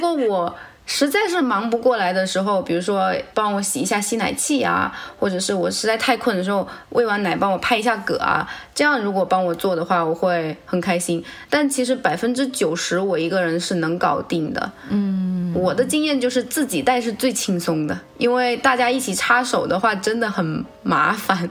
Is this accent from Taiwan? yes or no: no; China; now in Japan; 因为我中国人嘛，土生土长的